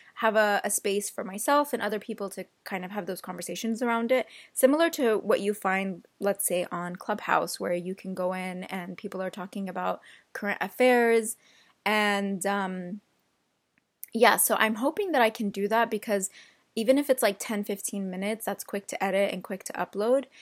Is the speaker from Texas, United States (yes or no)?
no; Central Valley, California, United States; also born or lived in Yemen; I've lived in the Central Valley my entire life